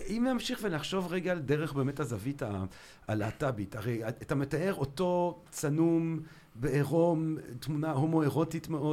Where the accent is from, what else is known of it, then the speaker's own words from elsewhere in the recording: Antwerp, Flanders, Belgium; moved away; אני גדלתי ב- בלגיה בשנות ה-שמונים